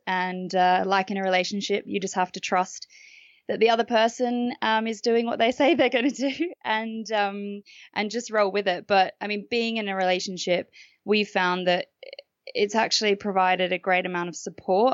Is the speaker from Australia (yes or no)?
yes; Australia; moved away as an adult; now in United Kingdom; I'm Australian, um, and I moved to the UK in 2009